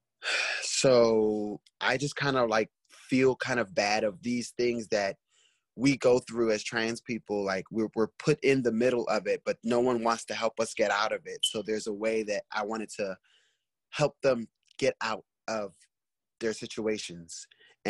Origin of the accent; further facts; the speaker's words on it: Washington, District of Columbia, United States; also born or lived in New York City; I'm originally from New York City, but me being adopted, I ended up, you know, being in a system and growing up here in Washington, D.C.